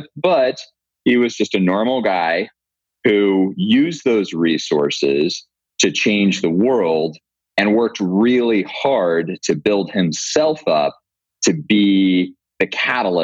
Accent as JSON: {"language": "English", "region": "Montana", "country": "United States", "tie": "born or raised there", "moved": "as an adult", "said": "I grew up in Montana."}